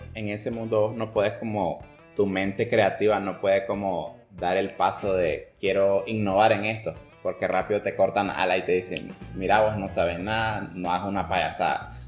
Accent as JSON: {"language": "Spanish", "country": "Nicaragua", "said": "nosotros nicaragüenses"}